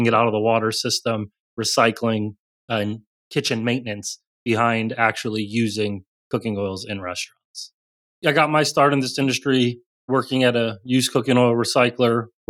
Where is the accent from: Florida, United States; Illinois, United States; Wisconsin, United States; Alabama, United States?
Illinois, United States; Chicago; moved away; also born or lived in South Carolina; Growing up in Chicago, been really used to colder weather.